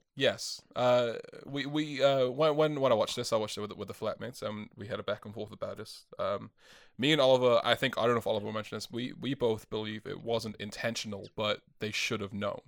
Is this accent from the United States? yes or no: no; Wales, United Kingdom; now in New Zealand; I am European. I am from Wales.